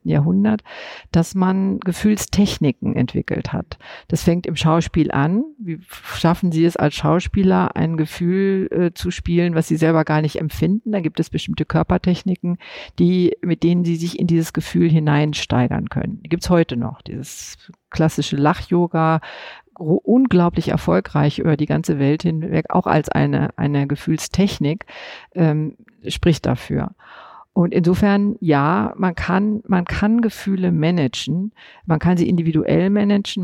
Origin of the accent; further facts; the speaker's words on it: West Germany, Germany; bin ich als Westdeutsche in meiner Sozialisation seit den 50er Jahren